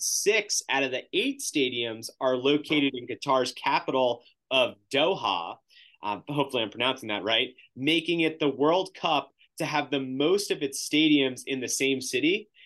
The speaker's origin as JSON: {"language": "English", "country": "United States", "tie": "born or raised there", "said": "growing up in the United States"}